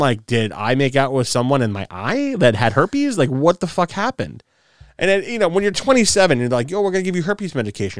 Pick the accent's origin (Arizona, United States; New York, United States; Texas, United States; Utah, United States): New York, United States; New York City; I'm from Queens